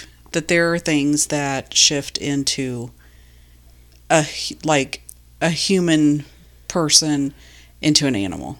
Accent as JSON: {"language": "English", "region": "Illinois", "country": "United States", "tie": "born or raised there", "said": "My good friend Emily and I grew up together in Illinois. We lived next door to one another"}